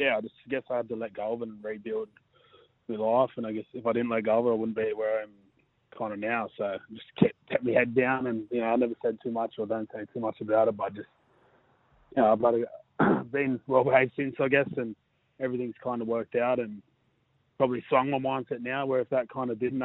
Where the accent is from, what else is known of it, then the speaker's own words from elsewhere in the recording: Sydney, New South Wales, Australia; now in Manly, Australia; I was born and raised out there.